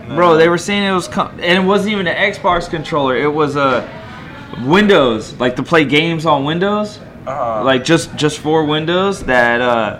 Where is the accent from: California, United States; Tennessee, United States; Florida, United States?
California, United States; Monterey County; in my hometown, we all had an old school hamburger spot called Roy's.